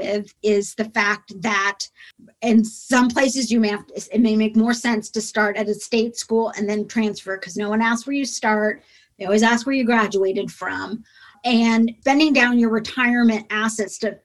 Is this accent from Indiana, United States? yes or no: yes; Indiana, United States; I grew up in Indiana